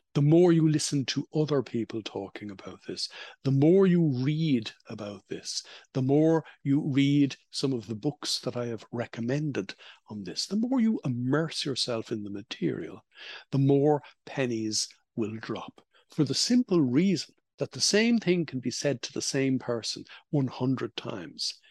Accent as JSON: {"language": "English", "country": "Ireland", "tie": "born or raised there", "said": "when I was growing up in Holy Catholic Ireland"}